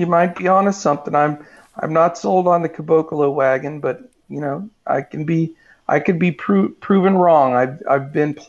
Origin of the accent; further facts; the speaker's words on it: Pennsylvania, United States; now in Dallas, United States; Well, no, I'm from Pennsylvania. I mean, I'm in Dallas now, but yeah, that wasn't my home base initially. But yeah, we're both sort of East Coast guys.